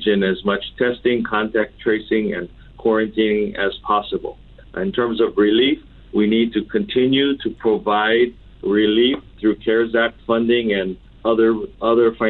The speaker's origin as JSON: {"language": "English", "area": "Oahu", "region": "Hawaii", "country": "United States", "tie": "born or raised there", "said": "I was born and raised on Oahu. I've lived here my entire life"}